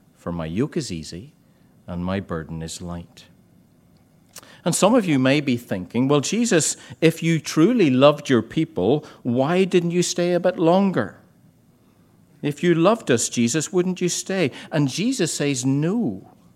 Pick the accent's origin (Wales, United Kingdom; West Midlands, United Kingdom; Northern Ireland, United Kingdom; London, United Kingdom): Northern Ireland, United Kingdom; Ballycastle; I used to do them in my hometown in Ballycastle.